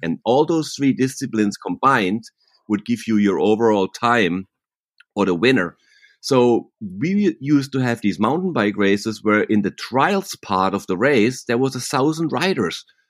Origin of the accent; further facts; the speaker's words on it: Germany near Freiburg, Baden-Württemberg, Germany; accent: German; English is a second language; also born or lived in Laguna, California, United States; now in Laguna Beach, United States; I'm actually born and raised in Germany near Freiburg, and my mom was German, and I have a German tongue, what they say, like a German accent